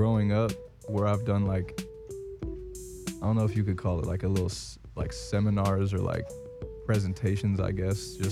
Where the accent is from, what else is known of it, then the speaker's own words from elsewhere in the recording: Indiana, United States; also born or lived in St. Joseph, Michigan; now in Los Angeles, United States; I grew up in Indiana.